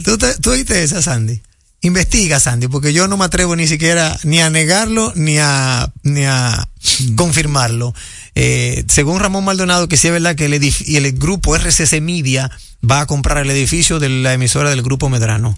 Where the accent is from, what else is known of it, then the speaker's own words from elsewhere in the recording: Dominican Republic; nosotros como dominicanos